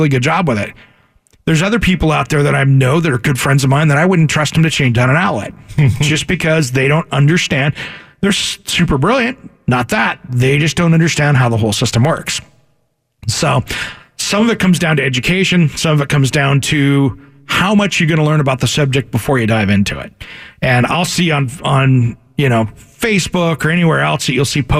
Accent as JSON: {"language": "English", "region": "Washington", "country": "United States", "tie": "born or raised there", "moved": "yes", "lives_now": "Oregon, United States", "said": "growing up in Washington"}